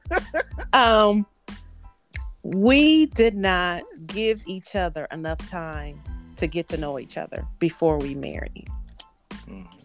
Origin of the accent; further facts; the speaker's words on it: Battle Creek, Michigan, United States; also born or lived in Tennessee; now in Indianapolis, United States; I am originally from Battle Creek, Michigan, I was born actually in Tennessee, but raised in Michigan.